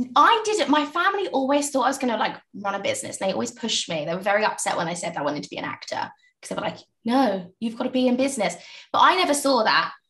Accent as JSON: {"language": "English", "area": "Essex", "region": "East of England", "country": "United Kingdom", "tie": "born or raised there", "also_born_or_lived": "East London / South London", "moved": "yes", "lives_now": "London, United Kingdom", "said": "i was born in East London, raised in Essex, you know, in a little village"}